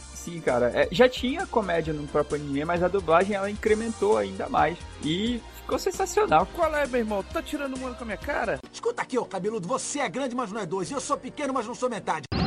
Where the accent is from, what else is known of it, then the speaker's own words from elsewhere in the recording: Amazonas, Brazil; a nossa região aqui do Amazonas